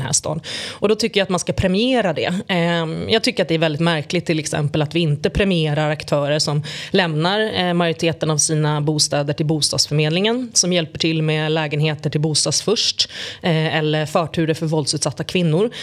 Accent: Stockholm, Stockholm County, Sweden; jag är född och uppvuxen i Tensta

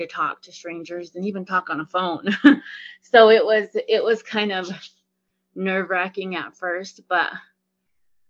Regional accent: Northern Arapaho reservation, Wyoming, United States; I come from the Northern Arapaho here on the reservation.

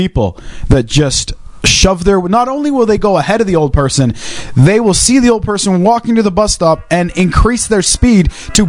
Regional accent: Wales, United Kingdom; accent: Welsh; I'm Welsh, so I can make fun of the Welsh.

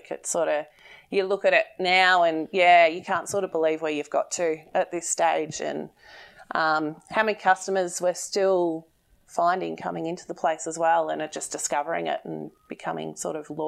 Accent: Bendigo, Victoria, Australia; I'm from Bendigo.

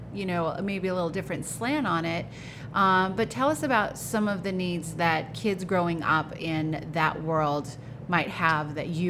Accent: United States; I grew up in America. I grew up in a suburb.

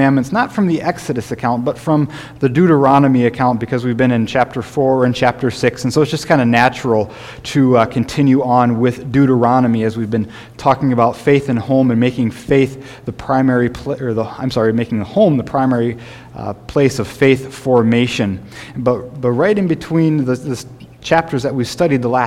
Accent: Sioux Falls, South Dakota, United States; when I was growing up in Sioux Falls

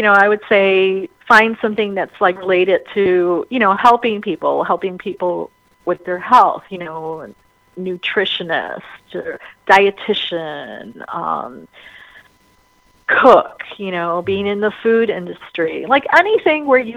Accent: Chicago, Illinois, United States; I was born here in Chicago on Chicago's birthday, and I'm a twin

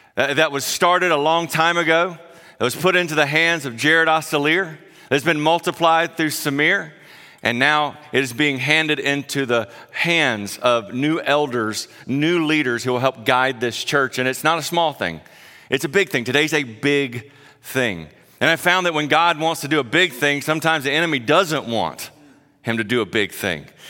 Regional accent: South Carolina, United States; moved away; I grew up in South Carolina, if you can't tell my accent

